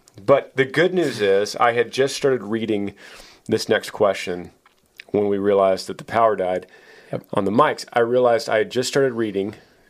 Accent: Washington, United States; I'm from Washington State, just north of Seattle, and I just turned 20 a few days ago.

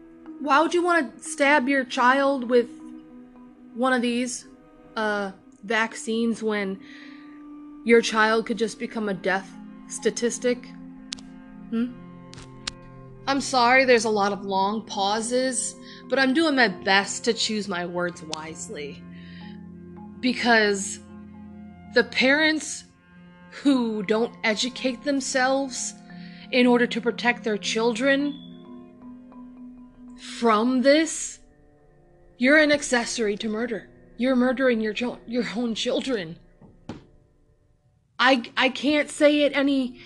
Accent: United States; as an American, as somebody who lives in America, who lives in the US

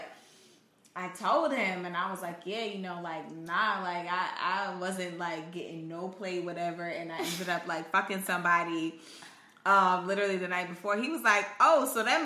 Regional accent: Indiana, United States; I said I was from Indiana.

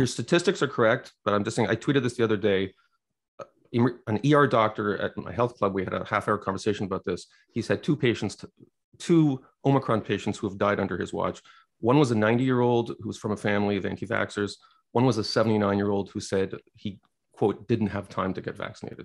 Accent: Quebec, Canada; born or raised there

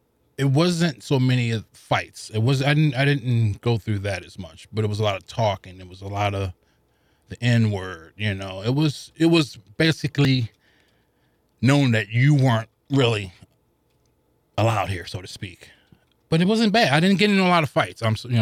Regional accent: St. Louis, Missouri, United States; I grew up in the projects of the Vaughn Housing Projects down off of Cass. I forget the street's been so long, but I'm literally, you could probably throw 10 rocks and hit downtown.

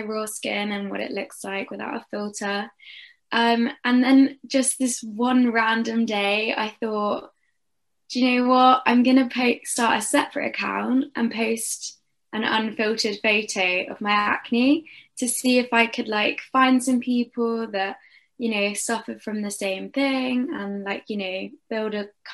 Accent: Durham, North East England, United Kingdom; I'm from Durham in the UK

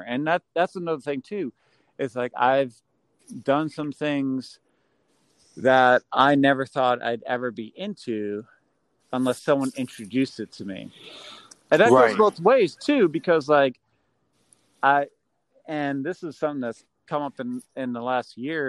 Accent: Massachusetts, United States; I'm from Massachusetts

